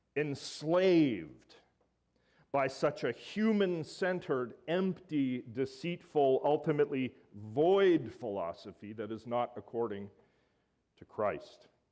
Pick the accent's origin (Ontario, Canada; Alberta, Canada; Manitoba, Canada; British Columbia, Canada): Alberta, Canada; Growing up in Alberta